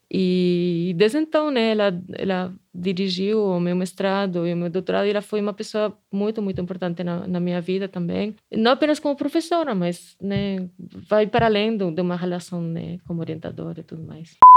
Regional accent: Spain; accent: Spanish; Portuguese is a second language; moved away as an adult; also born or lived in Canada; now in Brazil; eu sou espanhola, dá para perceber pelo sotaque, né? Que eu não sou daqui

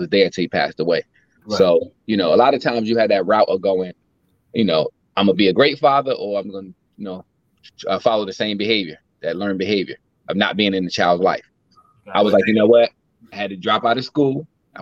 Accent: Newark, New Jersey, United States; also born or lived in Virginia; born and raised in Newark, New Jersey

